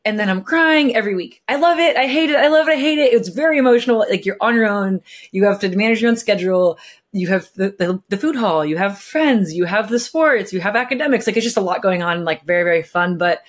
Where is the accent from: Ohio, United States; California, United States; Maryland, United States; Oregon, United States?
California, United States; Costa Mesa; I grew up in California